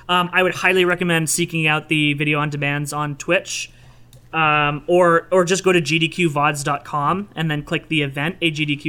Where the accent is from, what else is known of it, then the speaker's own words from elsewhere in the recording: Canada; I am a, like, designated by law to do it as a Canadian